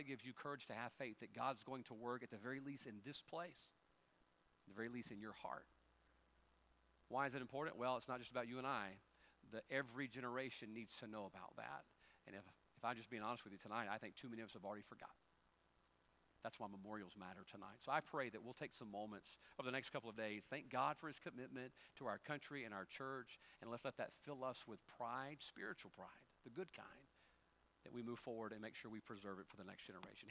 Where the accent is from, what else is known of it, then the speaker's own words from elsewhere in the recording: United States; We as Americans